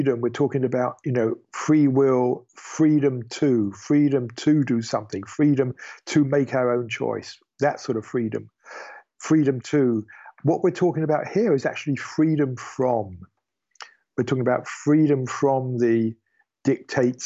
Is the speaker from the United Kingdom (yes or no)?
yes; United Kingdom; I am British